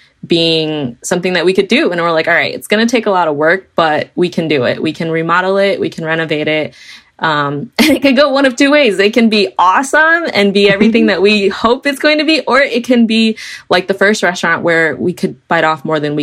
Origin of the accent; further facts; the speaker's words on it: Milwaukee, Wisconsin, United States; also born or lived in Franklin, Wisconsin; So we grew up in Milwaukee. Milwaukee's our home